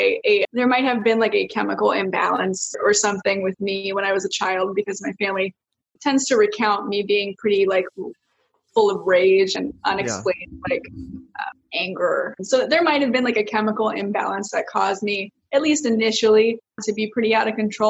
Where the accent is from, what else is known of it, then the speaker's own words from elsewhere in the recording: Lake Forest, California, United States; also born or lived in Canada; we actually moved to California when I was like 5 or 6 years old. We're actually from Canada